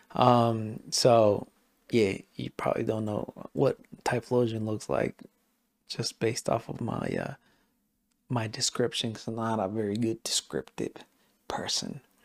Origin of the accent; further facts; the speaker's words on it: Mexico; first language Spanish; English is a second language; I am Mexican as hell